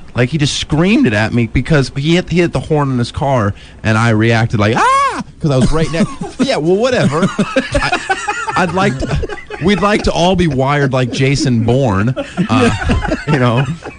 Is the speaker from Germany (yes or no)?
yes; Germany; I was born in Germany.